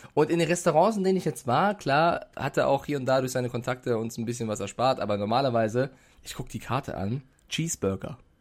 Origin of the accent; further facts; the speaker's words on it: Germany; als Deutscher oder als als, Euro, als Europäer in der Schweiz